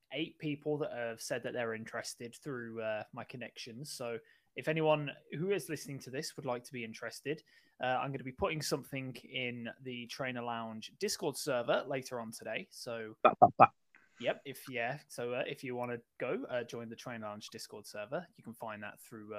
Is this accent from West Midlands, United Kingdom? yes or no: yes; Birmingham, West Midlands, United Kingdom; I'm from Birmingham. We're both really from Birmingham.